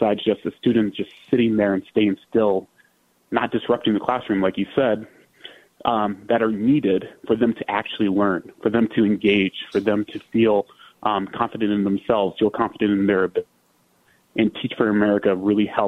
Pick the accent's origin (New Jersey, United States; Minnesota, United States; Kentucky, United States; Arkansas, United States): Minnesota, United States; Minneapolis; I can go back to my hometown to Minneapolis. Because it meant a lot to me to be able to come back to Minnesota. Being I'm from Minnesota